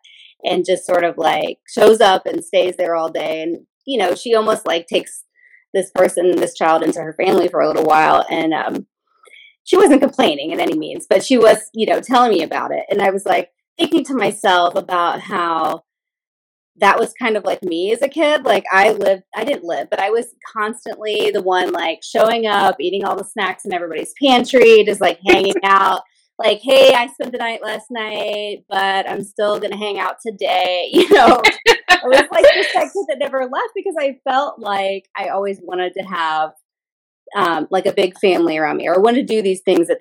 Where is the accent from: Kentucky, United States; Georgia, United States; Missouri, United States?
Kentucky, United States; Louisville; that's where I'm from